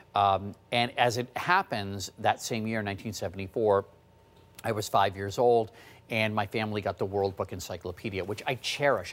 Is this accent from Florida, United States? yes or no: no; Washington, District of Columbia, United States; was growing up in the Washington, D C area